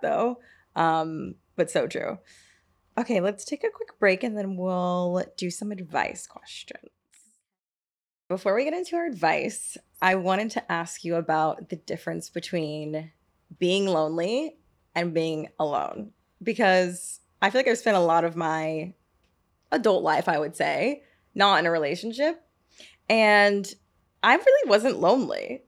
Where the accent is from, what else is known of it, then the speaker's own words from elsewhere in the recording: Marietta, Georgia, United States; I'm from Marietta